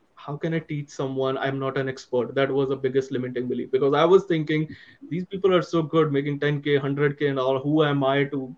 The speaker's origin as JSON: {"language": "English", "country": "India", "said": "being an Indian"}